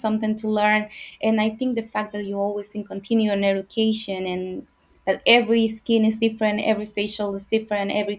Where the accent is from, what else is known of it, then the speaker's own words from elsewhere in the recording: El Salvador; English is a second language; moved away as an adult; now in Florida, United States; from El Salvador in Central America. I came to the United States when I was 18 without knowing the language